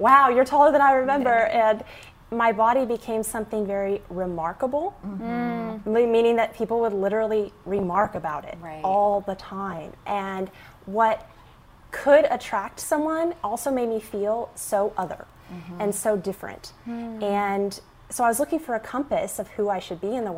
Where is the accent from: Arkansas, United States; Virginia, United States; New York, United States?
Arkansas, United States; growing up in Arkansas on a farm with 100 chickens